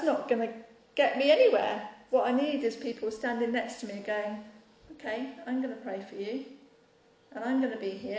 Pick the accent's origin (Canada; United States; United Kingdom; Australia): United Kingdom; we're British